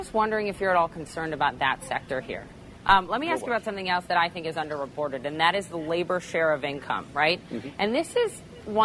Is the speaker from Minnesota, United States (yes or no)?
yes; Minnesota, United States; my home state of Minnesota